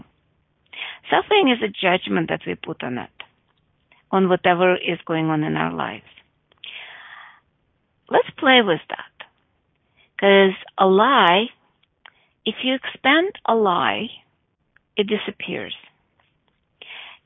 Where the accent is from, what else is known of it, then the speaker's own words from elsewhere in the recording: United States; because I'm from America, I'll say a mile.